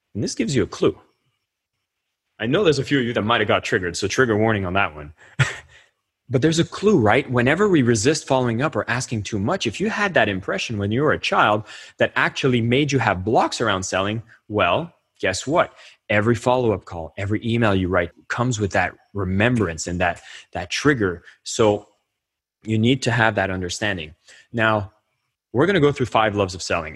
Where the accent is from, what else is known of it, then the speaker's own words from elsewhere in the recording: Canada; As a Canadian